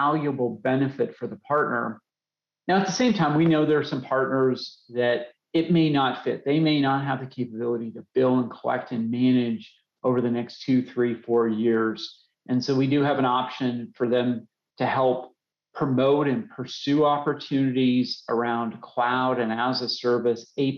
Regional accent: Colorado, United States; I grew up in Colorado.

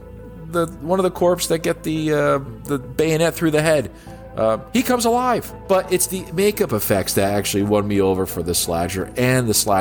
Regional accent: New Jersey, United States; my home state of New Jersey

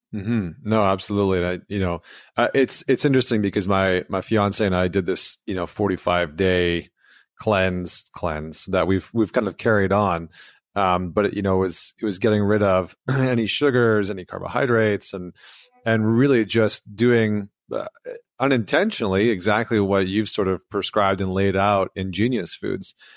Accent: Canada; I'm from Canada

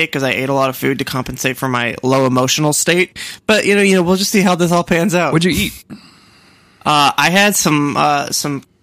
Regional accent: Boston, Massachusetts, United States; accent: Boston; I always think like I must have a Boston accent, but I think it only you, comes out in certain words.

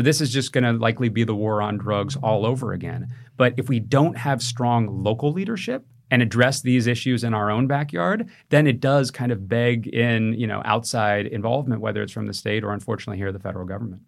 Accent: California, United States; Growing up in California

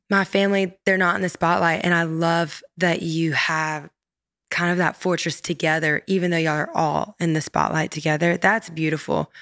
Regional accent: Louisiana, United States; I grew up in Louisiana

